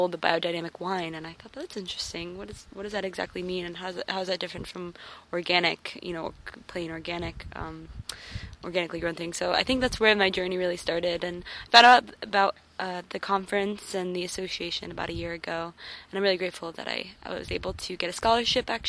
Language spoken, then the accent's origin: English; Orlando, Florida, United States; I'm from Orlando, Florida. I am, Florida-born and raised